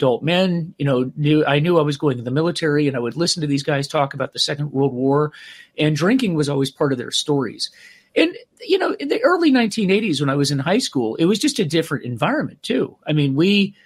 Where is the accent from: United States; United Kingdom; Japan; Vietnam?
United States; Clearwater, Florida; Clearwater, Florida, which is where I grew up